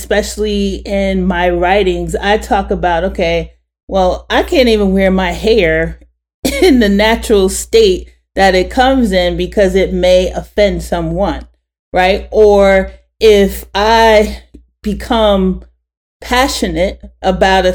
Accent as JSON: {"language": "English", "region": "New York", "country": "United States", "said": "I'm from New York"}